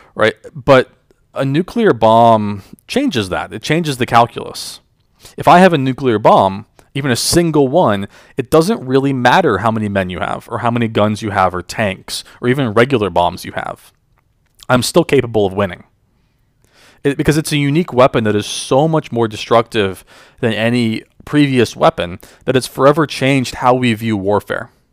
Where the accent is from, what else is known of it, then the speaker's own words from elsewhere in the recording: just outside of Charlotte, North Carolina, United States; I grew up in North Carolina, uh, just outside of Charlotte, with my parents and my sister